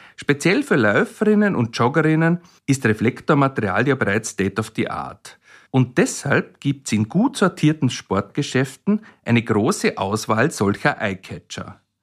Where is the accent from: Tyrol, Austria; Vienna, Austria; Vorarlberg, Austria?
Vorarlberg, Austria; mein Heimatland loben, in Vorarlberg